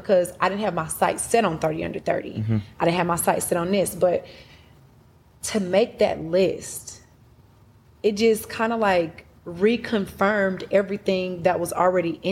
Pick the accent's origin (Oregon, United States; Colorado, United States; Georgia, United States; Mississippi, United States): Georgia, United States; Atlanta; also born or lived in Huntsville, Alabama; I moved to Atlanta when I was 4. And I grew up on the south side of Atlanta. Clayton County, Riverdale